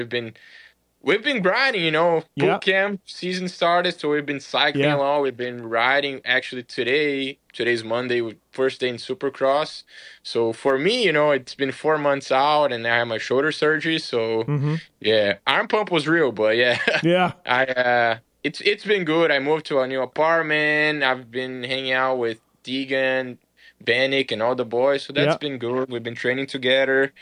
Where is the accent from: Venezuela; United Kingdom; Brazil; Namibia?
Brazil; moved away; growing up in Brazil